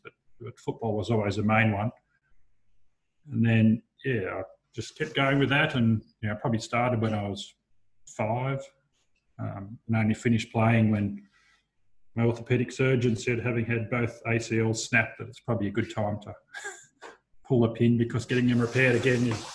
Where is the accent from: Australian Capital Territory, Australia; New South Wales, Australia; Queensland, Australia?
New South Wales, Australia; Dubbo; moved away as an adult; also born or lived in Canberra; now in Wagga Wagga, Australia; I grew up in Dubbo